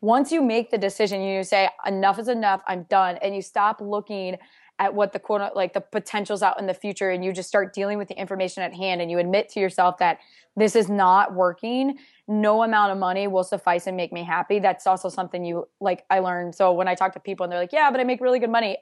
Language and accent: English; Iowa, United States; born and raised in Iowa in a sixty-five thousand person town